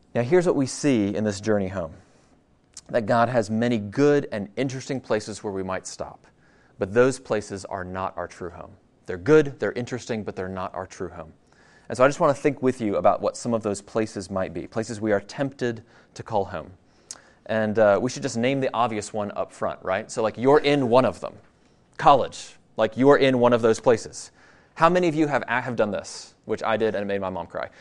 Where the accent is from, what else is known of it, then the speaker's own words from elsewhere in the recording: Virginia, United States; also born or lived in Denver, Colorado; I grew up in Virginia, just, uh, uh, about an hour from here